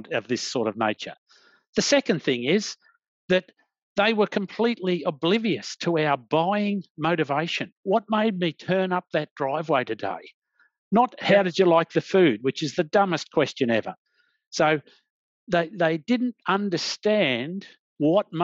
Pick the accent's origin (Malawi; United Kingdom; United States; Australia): Australia; as an Australian